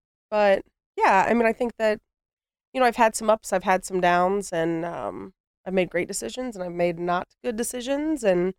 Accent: Columbus, Ohio, United States; I grew up in the Bottoms, which is, so if you don't know, the Lower West Side.

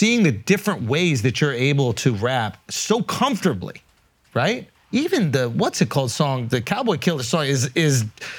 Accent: New York, United States; I grew up in New York, huge

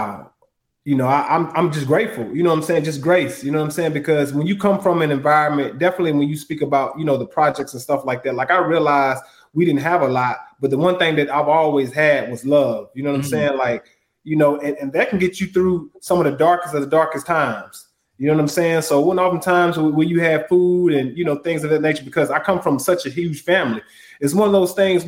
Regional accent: Huntsville, Alabama, United States; moved away; also born or lived in Douglasville, Georgia; my birthplace is Huntsville, Alabama

